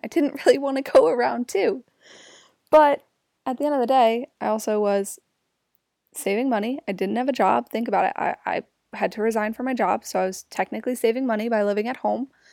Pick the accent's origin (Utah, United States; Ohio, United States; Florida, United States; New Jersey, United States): New Jersey, United States; Jersey Shore; also born or lived in Newark, New Jersey; Grew up at the Jersey Shore